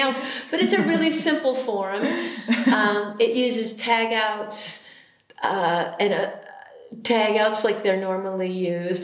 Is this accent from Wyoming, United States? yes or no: no; a suburb of Chicago, Illinois, United States; also born or lived in Richmond, Virginia; now in Minnesota, United States; I was born in Richmond, Virginia, mm-hmm. but then we moved almost immediately to a suburb of Chicago, Illinois, and I moved to Minnesota in 1992